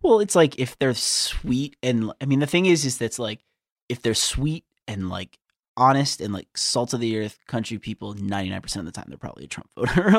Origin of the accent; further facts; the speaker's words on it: United States; I am an American